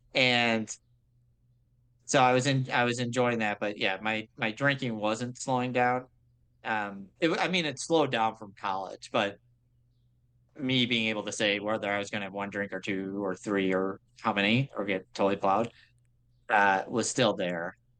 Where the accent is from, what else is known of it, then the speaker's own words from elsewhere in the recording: Grosse Pointe, Michigan, United States; I grew up in Grosse Pointe, which is like the affluent suburb out of uh, by Detroit